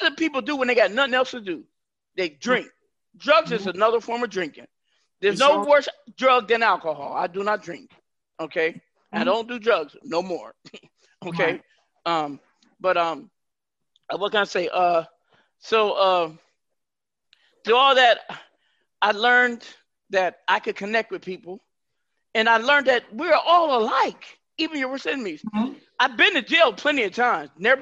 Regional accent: Northwest, United States; I'm from the Northwest

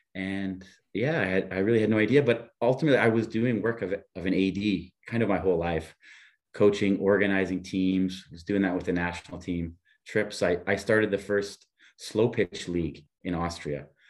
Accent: Niagara Falls, Ontario, Canada; moved away as an adult; also born or lived in Buffalo / Europe; I grew up beside Niagara Falls, Canada

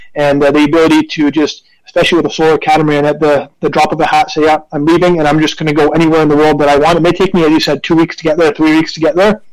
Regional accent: Canada; I am Canadian

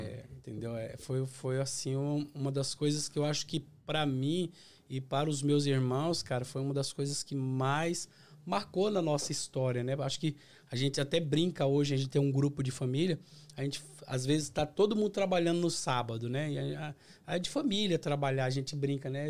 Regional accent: Osasco, São Paulo, Brazil; moved away as an adult; also born or lived in Bahia; now in United States; Eu sou da cidade de Osasco. Então eu, eu, eu, nasci em Osasco

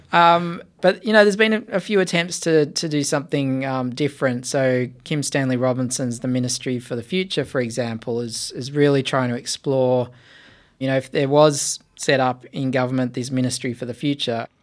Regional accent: Blue Mountains, New South Wales, Australia; I was born in the Blue Mountains and I grew up right on the edge of what would become the national park there

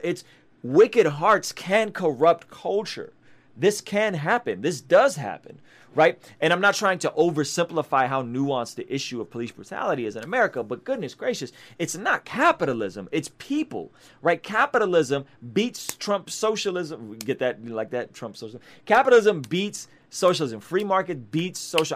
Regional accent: San Diego, California, United States; also born or lived in Baku, Azerbaijan; a unique view as an immigrant refugee who grew up in San Diego

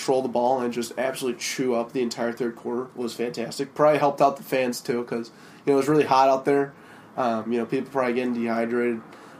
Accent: Denver, Colorado, United States; I'm the oldest of five. I'm from Denver.

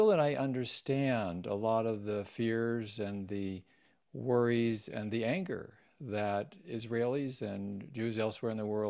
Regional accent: Washington, D.C. area, United States; I grew up mostly in the Washington, D.C. suburbs, and Judaism was part of our household.

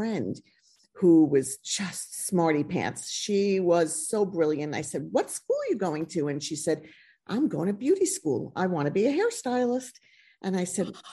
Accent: United States; I went to beauty school in this small town that I grew up in outside of New York City

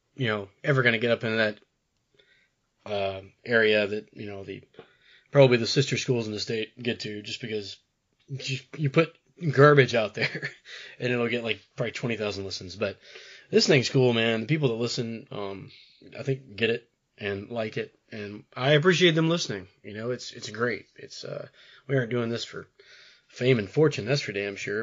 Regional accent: Jackson, Mississippi, United States; growing up in Jackson

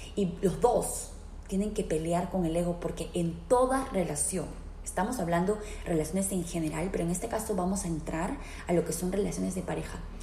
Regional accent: Peru; now in Philadelphia, United States; soy peruana de nacimiento, vivo en la ciudad de Filadelfia, aquí en los Estados Unidos

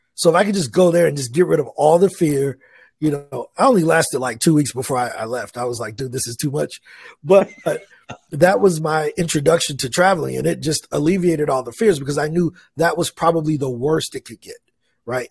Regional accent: East St. Louis, Illinois, United States; moved away as an adult; now in Medellin, Colombia; I grew up in East St. Louis, Illinois

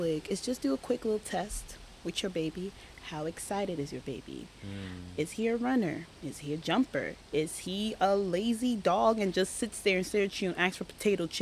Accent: Jamaica; moved away; I was born in Jamaica

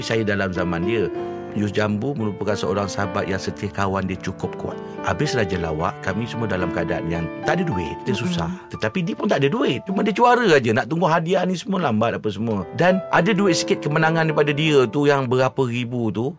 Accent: Johor Bahru, Johor, Malaysia; Saya orang Johor Bahru.

